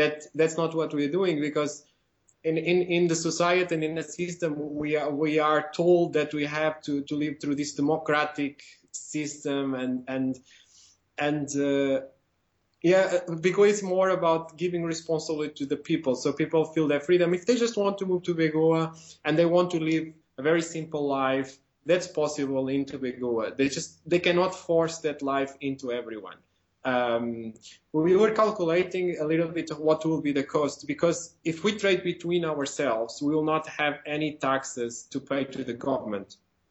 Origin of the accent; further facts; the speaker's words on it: Portugal; I'm from Portugal as well